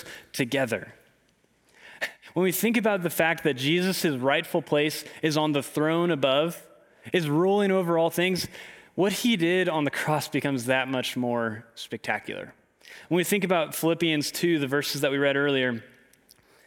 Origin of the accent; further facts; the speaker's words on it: Clarksville, Tennessee, United States; I grew up in Clarksville, Tennessee